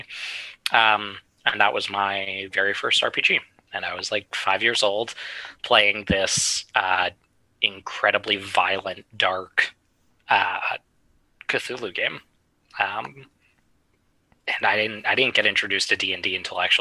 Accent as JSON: {"language": "English", "town": "New York City", "region": "New York", "country": "United States", "tie": "born or raised there", "said": "I grew up in New York City"}